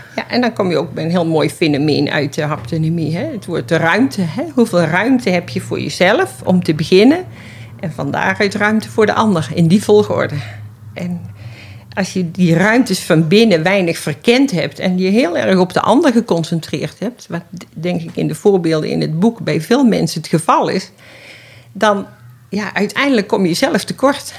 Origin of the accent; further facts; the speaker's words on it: Schaijk, North Brabant, Netherlands; now in Amsterdam, Netherlands; Ik ben eh, geboren in Schuik tussen Den Bosch en Nijmegen, een dorpje